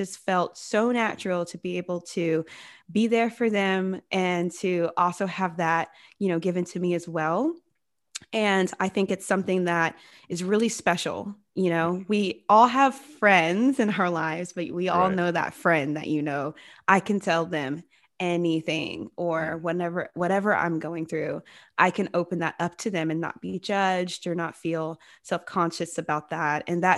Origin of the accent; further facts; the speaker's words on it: Georgia, United States; also born or lived in San Diego; I love San Diego. It's a lot of fun, but I am originally from Georgia. And so right now I'm in Atlanta, kind of hanging out with my family and getting to know the state that I grew up in again.